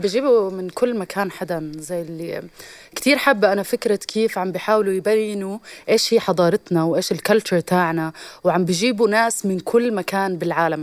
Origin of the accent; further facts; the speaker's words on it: Syria; أنا سوري